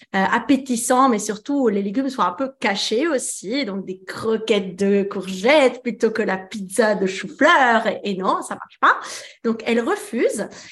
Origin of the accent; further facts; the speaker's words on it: France; also born or lived in Italy; je suis italienne, mais j'ai grandi en France